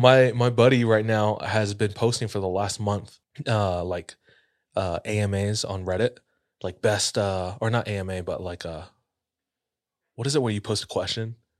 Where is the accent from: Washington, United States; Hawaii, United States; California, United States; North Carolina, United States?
Hawaii, United States; I grew up in Hawaii